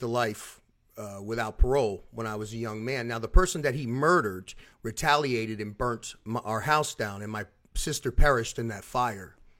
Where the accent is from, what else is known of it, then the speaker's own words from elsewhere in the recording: Philadelphia, Pennsylvania, United States; now in Orlando, United States; I'm originally from South Philadelphia